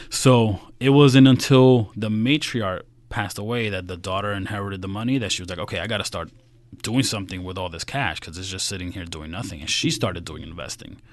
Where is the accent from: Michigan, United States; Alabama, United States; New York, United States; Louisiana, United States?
New York, United States; New York City; I grew up in Queens, so if you know the seven train that goes right into Met Stadium